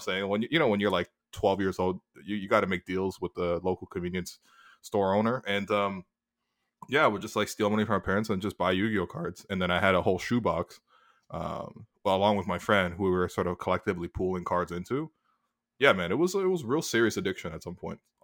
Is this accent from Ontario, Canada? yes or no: yes; Toronto, Ontario, Canada; I grew up in Toronto